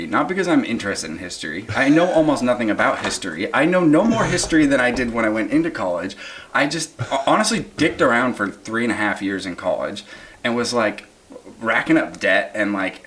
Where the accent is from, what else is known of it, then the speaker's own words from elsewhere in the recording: Seattle, Washington, United States; now in Southern California, United States; I'm from Seattle, Washington originally